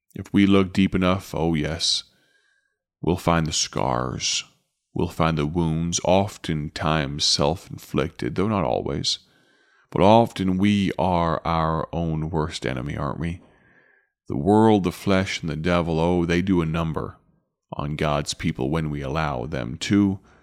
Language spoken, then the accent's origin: English; Chicago, Illinois, United States; back to Chicago and back to my hometown